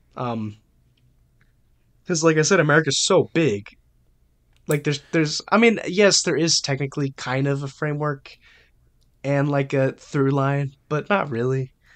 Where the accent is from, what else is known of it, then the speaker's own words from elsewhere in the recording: United States; I'm American